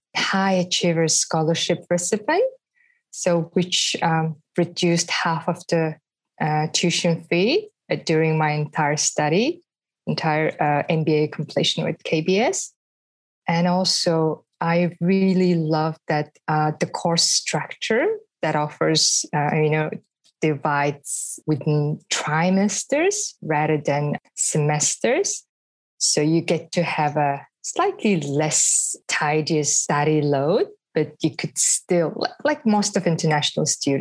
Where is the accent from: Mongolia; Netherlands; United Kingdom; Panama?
Mongolia; now in Melbourne, Australia; I'm originally from Mongolia.